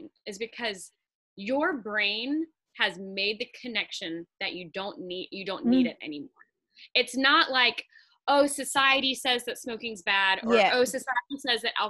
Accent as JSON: {"language": "English", "town": "Atlanta", "region": "Georgia", "country": "United States", "moved": "yes", "said": "I'm from Atlanta."}